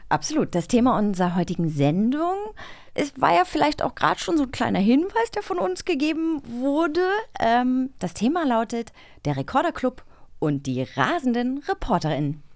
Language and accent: German; East Germany, Germany; als Ossi